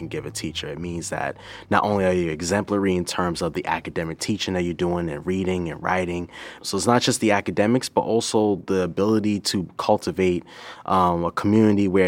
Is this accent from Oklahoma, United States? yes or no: no; Boston, Massachusetts, United States; Born and raised in Boston, Massachusetts